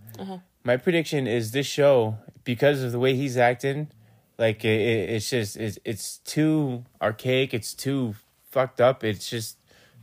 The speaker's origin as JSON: {"language": "English", "town": "Gloucester", "region": "Massachusetts", "country": "United States", "tie": "born or raised there", "said": "I grew up in Gloucester, Massachusetts"}